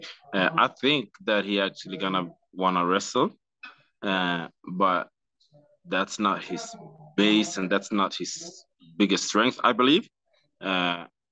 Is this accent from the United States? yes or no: no; Stockholm, Stockholm County, Sweden; So I'm from Sweden as well.